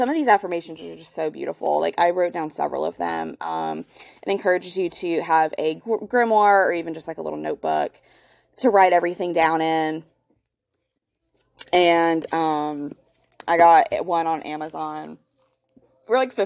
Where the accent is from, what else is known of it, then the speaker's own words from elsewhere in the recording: the Bible Belt, United States; I was born and raised here in the Bible Belt